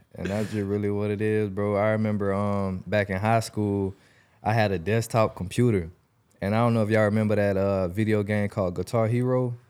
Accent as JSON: {"language": "English", "town": "Jacksonville", "region": "Florida", "country": "United States", "tie": "born or raised there", "said": "I'm from Jacksonville, Southside"}